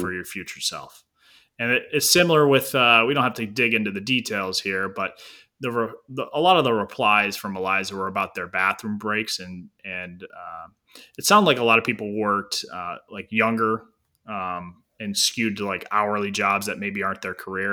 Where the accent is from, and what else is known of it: Northeast Ohio, United States